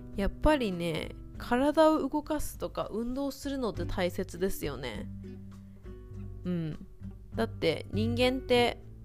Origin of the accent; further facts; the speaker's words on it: Kobe, Hyogo, Japan; 私神戸出身なんですけど